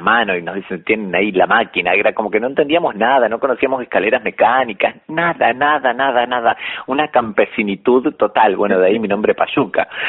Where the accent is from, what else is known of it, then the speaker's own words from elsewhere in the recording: Pergamino, Buenos Aires Province, Argentina; now in Buenos Aires, Argentina; yo soy de Pergamino